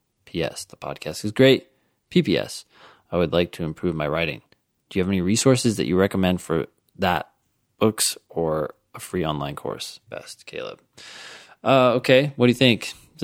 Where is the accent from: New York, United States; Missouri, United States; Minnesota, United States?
New York, United States; Ithaca; I am from Ithaca, New York. My whole family lives here.